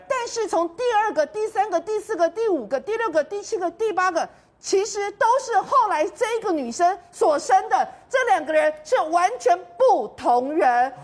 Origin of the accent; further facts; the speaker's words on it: Taiwan; 我们台湾这边是在过年